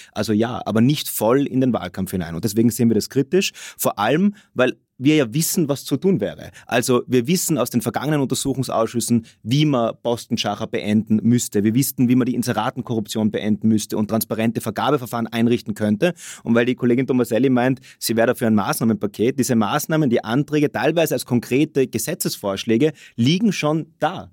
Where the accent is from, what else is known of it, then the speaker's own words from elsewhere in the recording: Innsbruck, Tyrol, Austria; ich bin selber Innsbrucker